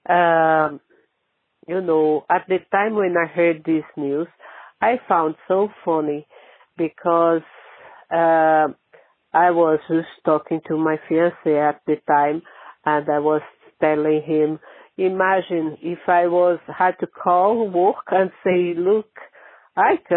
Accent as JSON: {"language": "English", "country": "Brazil", "moved": "yes", "lives_now": "Ireland", "said": "I'm not Irish. I'm Brazilian, but I live here in Ireland."}